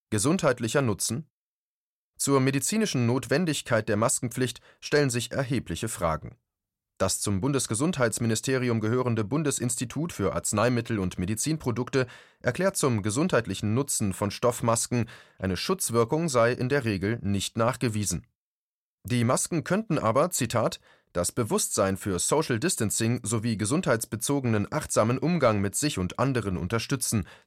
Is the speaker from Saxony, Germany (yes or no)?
no; Mecklenburg-Vorpommern, Germany; so auch meine Heimat Mecklenburg-Vorpommern, wo man am wenigsten vom Coronavirus betroffen ist.